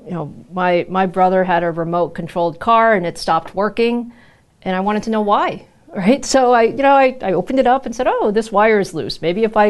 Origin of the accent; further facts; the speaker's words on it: New York, United States; also born or lived in Taiwan; So I was born in Taiwan, and you know, my parents immigrated to the U.S. My dad was coming to graduate school here. So I grew up in New York.